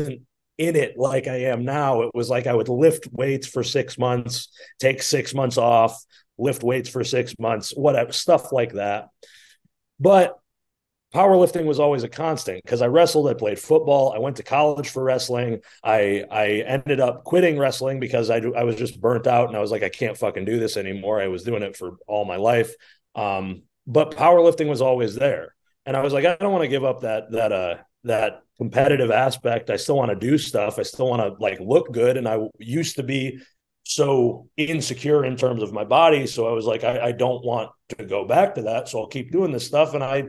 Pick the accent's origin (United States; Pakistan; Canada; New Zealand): United States; Flint, Michigan; I grew up in Flint, Michigan